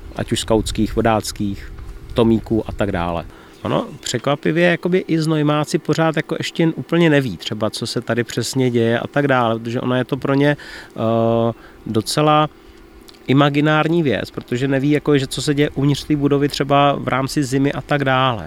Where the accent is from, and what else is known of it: Czechia